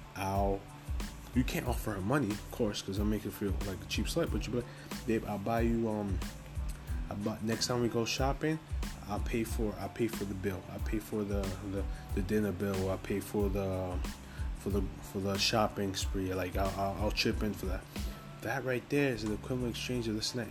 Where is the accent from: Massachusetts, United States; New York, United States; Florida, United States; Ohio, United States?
New York, United States; New York City; I'm from Harlem, New York, Harlem. Just to let you know, I'm from Harlem, so from the east side of Harlem